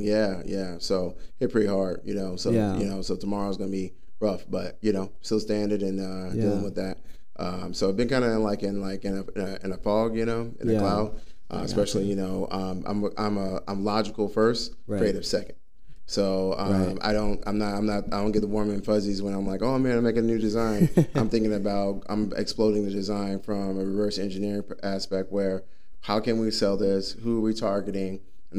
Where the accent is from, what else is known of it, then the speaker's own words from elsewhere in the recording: Dallas, Texas, United States; moved away as an adult; now in Arizona, United States; he brought me here from Texas. I'm originally from Dallas, Fort Worth. I'm a native there.